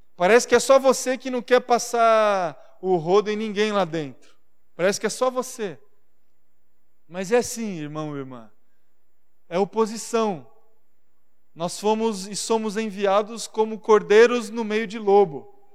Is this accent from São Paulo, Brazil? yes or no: yes; Marília, São Paulo, Brazil; now in São Paulo, Brazil; a cidade onde eu nasci, Marília